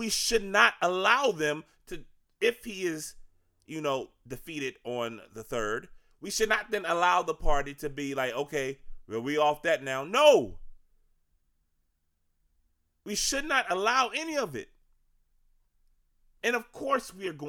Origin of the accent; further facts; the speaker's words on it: Virginia, United States; now in Maryland, United States; I'm from Virginia